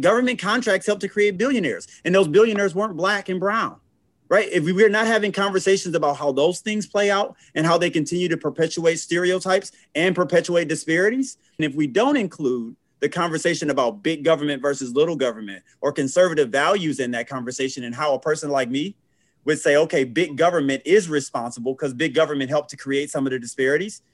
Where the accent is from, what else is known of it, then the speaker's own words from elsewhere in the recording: Flint, Michigan, United States; right in Flint, Michigan, where I'm from. More specifically, born and raised in North Flint